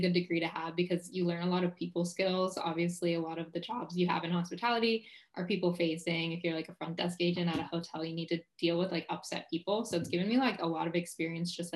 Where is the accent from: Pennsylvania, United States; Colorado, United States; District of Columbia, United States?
Pennsylvania, United States; Pittsburgh; moved away; also born or lived in Orlando, Florida; I'm originally from Pittsburgh, Pennsylvania